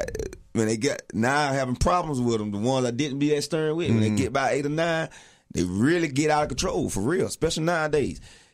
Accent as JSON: {"language": "English", "town": "Millen", "region": "Georgia", "country": "United States", "moved": "yes", "lives_now": "Atlanta, United States", "said": "I'm from South Georgia. I'm from a small town called Millen, Georgia."}